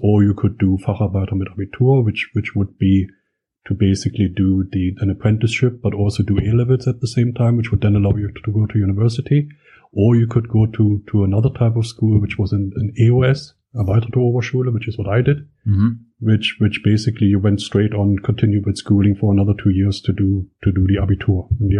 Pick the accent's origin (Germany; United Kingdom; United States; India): Germany; Schönebeck, Saxony-Anhalt; I was born in 1968. So obviously, you know, mostly grew up throughout the 70s and 80s in East Germany. Lived in a tower block, basically. Small tower block